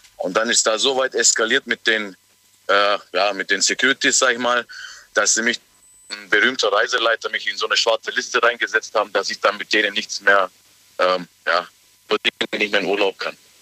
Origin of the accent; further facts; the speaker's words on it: Germany; ich bin aus Deutschland